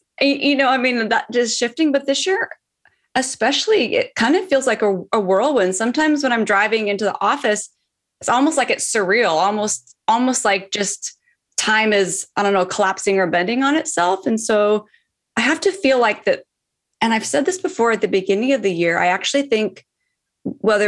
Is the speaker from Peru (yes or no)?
no; Seattle, Washington, United States; now in Los Angeles, United States; I'm currently in Los Angeles, but I'm from Seattle. So Seattle is my hometown, but hanging out here